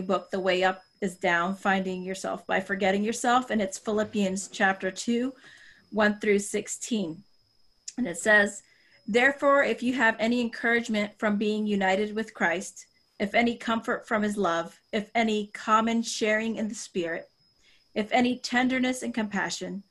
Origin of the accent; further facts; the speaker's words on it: Puerto Rico; We're Puerto Rican descent. I was born in Puerto Rico, but biracial